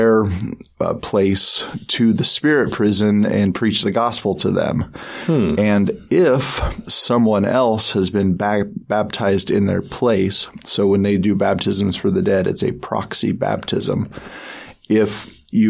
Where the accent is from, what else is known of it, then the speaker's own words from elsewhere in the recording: Salt Lake area, Utah, United States; my sister and I went to live with my mother's family down in the Salt Lake area